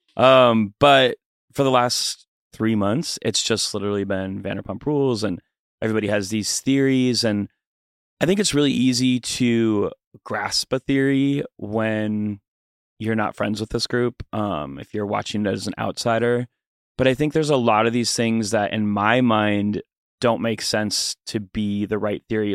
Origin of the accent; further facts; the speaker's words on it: Fargo, North Dakota, United States; Fargo, North Dakota.